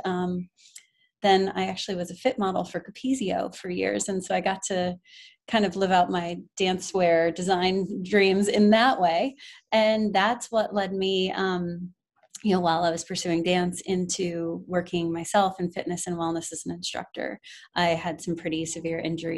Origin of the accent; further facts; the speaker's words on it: Connecticut, United States; moved away as an adult; also born or lived in the South; now in New York City, United States; I'm originally from Connecticut